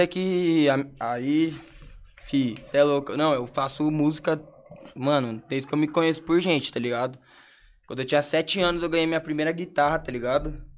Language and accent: Portuguese; Brazil; moved away; also born or lived in abroad; como eu sou brasileiro, eu morava na gringa